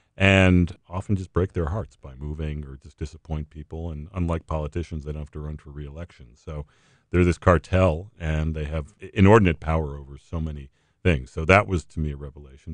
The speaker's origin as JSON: {"language": "English", "region": "New England", "country": "United States", "tie": "born or raised there", "moved": "yes", "said": "I, I grew up in New England"}